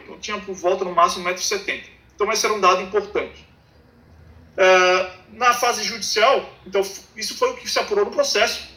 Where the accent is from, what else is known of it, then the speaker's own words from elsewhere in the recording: Florianópolis, Santa Catarina, Brazil; eu sou de Florianópolis, é, sou da, de Santa Catarina, de Florianópolis